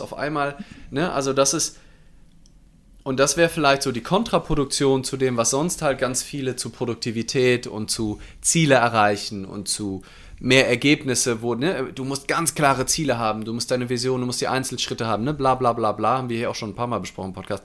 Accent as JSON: {"language": "German", "town": "Mainz", "region": "Rhineland-Palatinate", "country": "Germany", "said": "ich aus Mainz bin"}